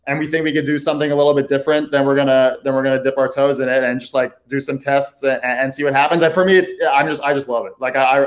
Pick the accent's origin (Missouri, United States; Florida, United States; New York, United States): New York, United States; New York City; also born or lived in Brooklyn; I live in Brooklyn. I'm from the Upper West Side.